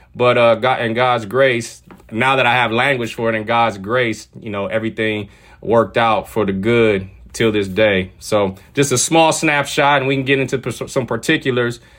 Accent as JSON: {"language": "English", "town": "San Diego", "region": "California", "country": "United States", "tie": "born or raised there", "also_born_or_lived": "Washington / Ukraine", "said": "I grew up in San Diego, California, where I currently live right now"}